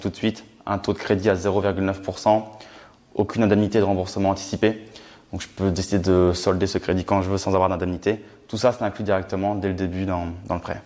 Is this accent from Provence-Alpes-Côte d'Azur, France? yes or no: no; Reims, Grand Est, France; je suis originaire de Reims, dans la Champagne